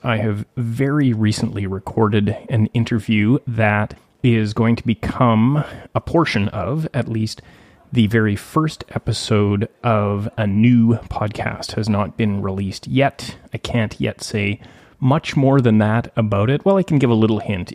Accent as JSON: {"language": "English", "town": "Gibsons", "region": "British Columbia", "country": "Canada", "tie": "born or raised there", "said": "my hometown of Gibson's"}